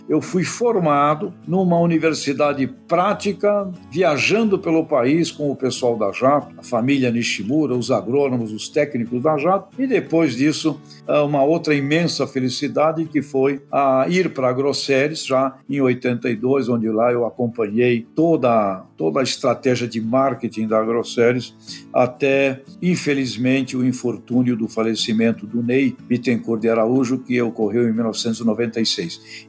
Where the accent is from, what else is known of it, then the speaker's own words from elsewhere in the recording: Santos, São Paulo, Brazil; Eu vivi, nasci em Santos, eu estava estudando em São Paulo